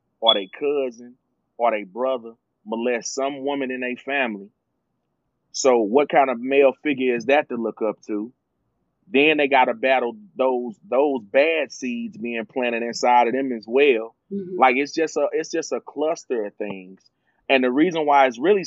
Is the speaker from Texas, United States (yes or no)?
no; Charlotte, North Carolina, United States; I grew up in Washington Park. I'm from Charlotte